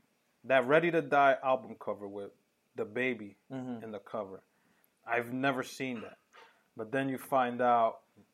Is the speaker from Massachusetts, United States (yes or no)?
no; New York City, New York, United States; I never called it Chronic when I was growing up in New York.